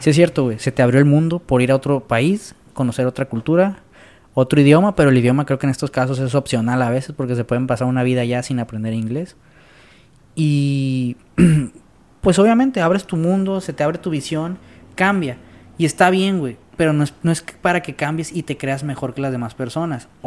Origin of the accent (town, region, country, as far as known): Sinaloa, Mexico